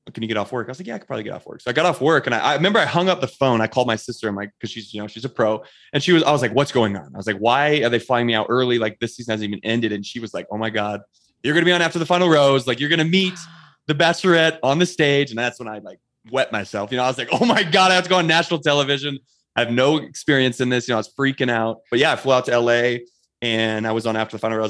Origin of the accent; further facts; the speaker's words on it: Bailey, Colorado, United States; I grew up in a small town here in, uh, Colorado called Bailey, Colorado